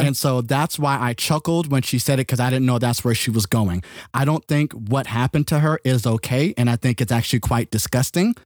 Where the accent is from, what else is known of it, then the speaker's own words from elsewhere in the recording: California, United States; I'm not from the country. I was born and raised in California